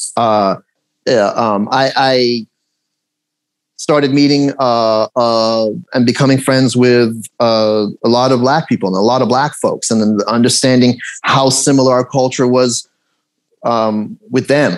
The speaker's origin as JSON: {"language": "English", "town": "Los Angeles", "region": "California", "country": "United States", "tie": "born or raised there", "also_born_or_lived": "Tehran, Iran / England", "second_language": "English", "said": "I was raised here. Is, is an area, Canoga Park"}